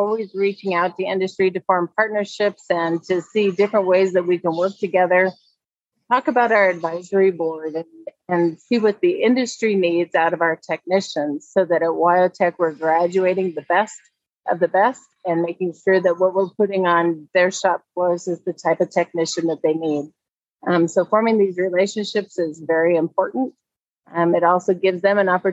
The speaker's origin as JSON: {"language": "English", "region": "Wyoming", "country": "United States", "tie": "born or raised there", "said": "Growing up in Wyoming"}